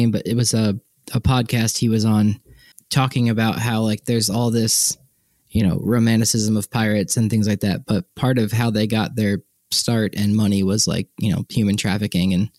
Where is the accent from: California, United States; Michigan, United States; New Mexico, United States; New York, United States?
New York, United States; Long Island; moved away; I grew up on Long Island